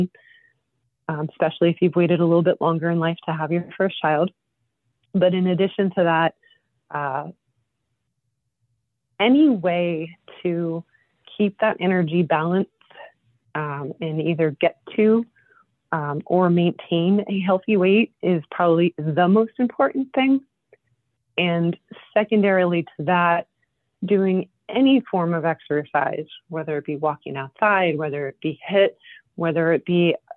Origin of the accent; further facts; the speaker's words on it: Mountain Top, Pennsylvania, United States; I grew up in Mountaintop